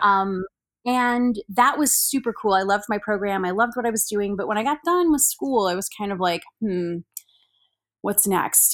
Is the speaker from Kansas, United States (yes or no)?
yes; Salina, Kansas, United States; I grew up in Salina along with Carrie, uh, Gilchrist